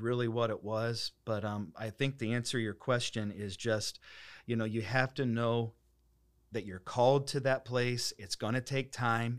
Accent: Dayton, Ohio, United States; moved away as an adult; also born or lived in Springfield, Missouri / Collinsville, Illinois / Saint Charles, Missouri / Mount Morris; now in Holland, United States; I'm from Dayton, Ohio

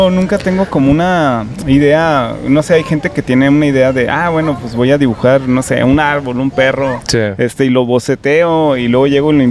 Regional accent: Jalisco, Mexico; now in Oaxaca, Mexico; Jalisco, pero pues soy una alma nómada, digamos, ¿no?

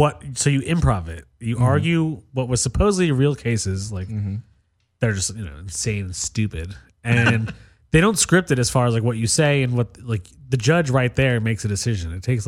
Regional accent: New York, United States; I'm from New York.

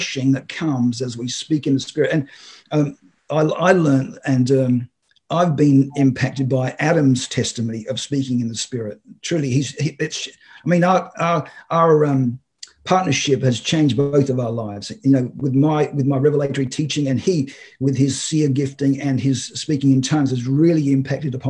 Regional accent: Australia; I'm Australian

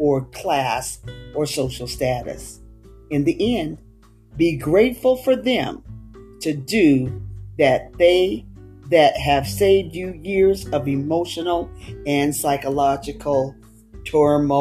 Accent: West Coast, United States; moved away; I was from the West Coast and the way I spoke and everything was different, a different dialect

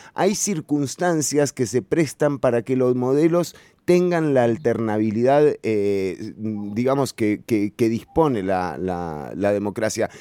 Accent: San José, Costa Rica; Yo me crié en Pavas, en Santa Catalina

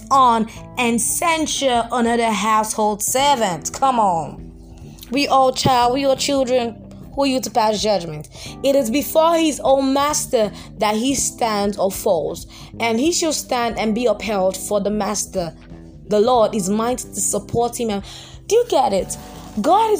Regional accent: Nigeria; I'm Nigerian

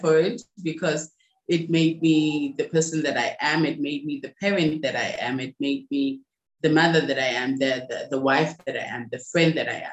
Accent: Rustenburg, North West, South Africa; I'm from South Africa, born and raised in a place called Rustenburg in, you know, South Africa, in the Northwest.

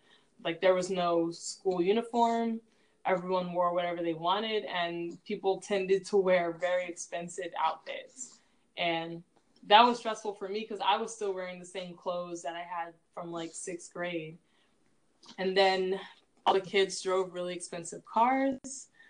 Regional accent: Newport Beach, California, United States; And a lot of students actually assumed that because I was from Newport Beach, that I was rich.

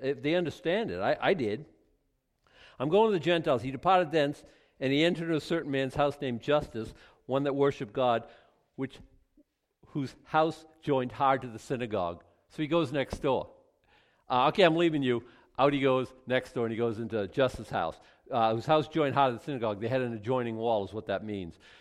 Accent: Boston, Massachusetts, United States; Boston was either second or third, my hometown

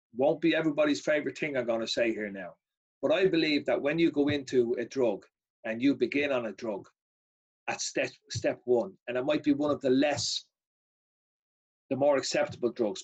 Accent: Ireland; I, am unique as an Irishman

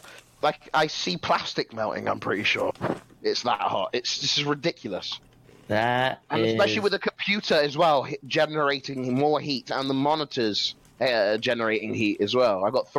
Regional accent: England, United Kingdom; We don't have AC in England.

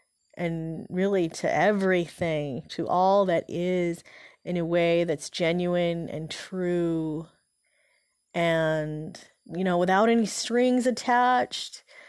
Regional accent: Philippines; born there; You know, I was born in the Philippines, and so my dad, he was in the Peace Corps at the time there

